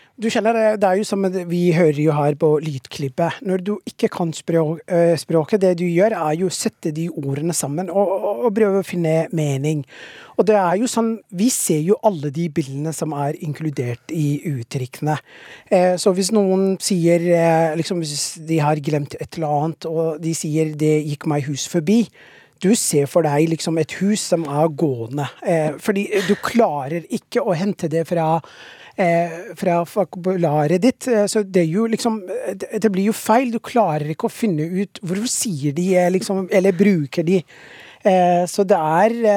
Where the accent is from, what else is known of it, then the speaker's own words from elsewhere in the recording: Somalia; Norwegian is a second language; now in Norway; jeg er fra Somalia, og vi har ikke slett snø der. Liksom, så jeg kom jo til Norge